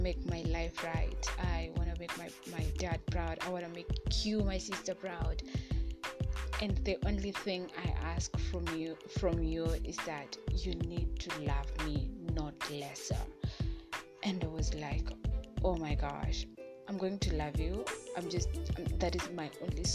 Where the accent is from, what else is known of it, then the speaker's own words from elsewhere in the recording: Kenya; in my home country, Kenya